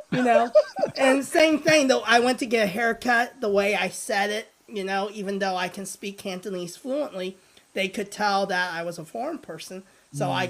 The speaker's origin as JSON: {"language": "English", "town": "Springfield", "region": "Missouri", "country": "United States", "tie": "born or raised there", "also_born_or_lived": "Hong Kong", "said": "I'm from Springfield, Missouri. you know? So, I mean, it's not the most diverse town in the world, right? So, diversity, I grew up playing with kids who are Caucasians, majority"}